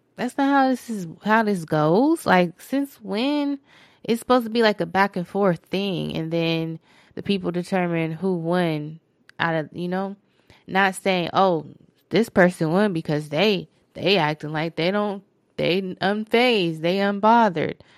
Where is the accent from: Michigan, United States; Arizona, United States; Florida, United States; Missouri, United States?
Arizona, United States; Phoenix; That's my hometown.